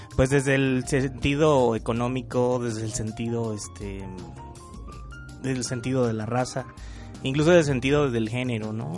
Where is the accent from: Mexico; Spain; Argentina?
Mexico; Michoacán; soy de Michoacán y de repente estoy en la Ciudad de México